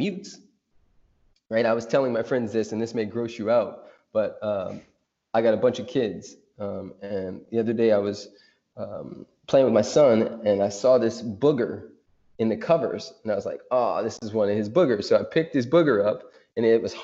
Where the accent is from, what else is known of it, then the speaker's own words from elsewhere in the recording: United States; I'm American, but of course I'm Afro-amazing